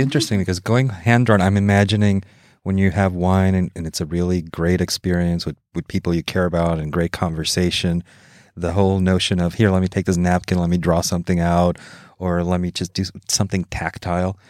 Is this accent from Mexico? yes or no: yes; Mexico; I grew up in Mexico